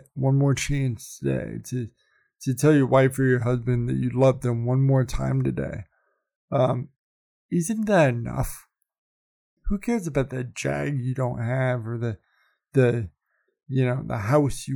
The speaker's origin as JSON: {"language": "English", "region": "Iowa", "country": "United States", "tie": "born or raised there", "moved": "yes", "lives_now": "Denver, United States", "said": "growing up in Iowa"}